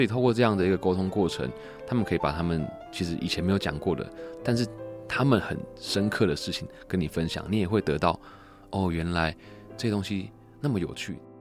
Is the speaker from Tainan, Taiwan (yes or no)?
no; Taichung, Taiwan; 其实我们家在后里已经开了，今年是第七十一年的洗衣店